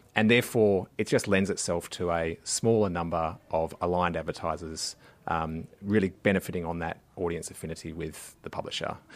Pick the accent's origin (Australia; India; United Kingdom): Australia; Western Australia; moved away; W A, uh, my home state